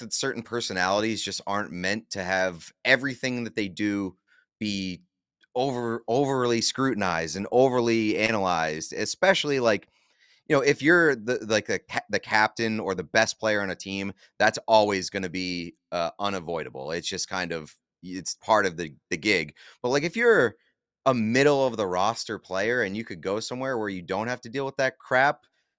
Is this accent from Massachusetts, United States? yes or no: yes; Boston, Massachusetts, United States; Like, I'm from Boston, and I've seen basically every single team here win, if not a championship, multiple championships.